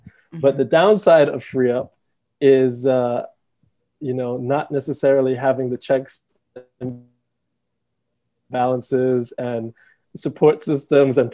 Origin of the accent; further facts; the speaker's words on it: Dominica; also born or lived in England / United States; we moved to Dominica when I was 5